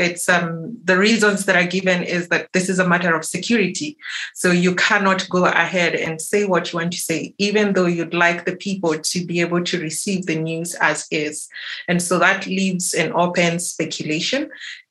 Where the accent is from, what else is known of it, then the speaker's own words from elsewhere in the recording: Kenya; I'm coming from Kenya